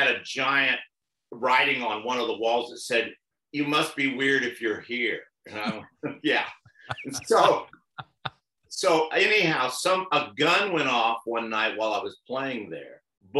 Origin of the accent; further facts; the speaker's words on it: Dallas, Texas, United States; moved away as an adult; also born or lived in Austin, Texas; now in California, United States; Born and raised in Dallas, and then lived in Austin, and then came to California.